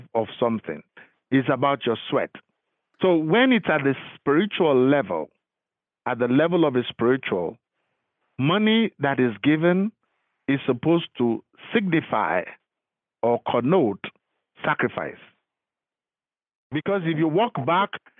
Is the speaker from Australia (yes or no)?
no; Lagos, Nigeria; moved away as an adult; now in Florida, United States; I am from Lagos. I was born and bred in Lagos.